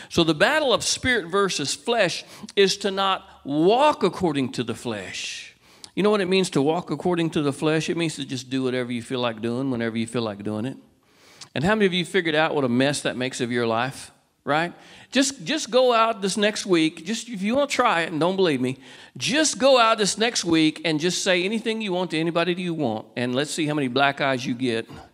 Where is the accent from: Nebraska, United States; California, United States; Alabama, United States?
California, United States; Walnut Creek; now in Cedar Park, United States; I was born in Walnut Creek, California. I live in Cedar Park, Texas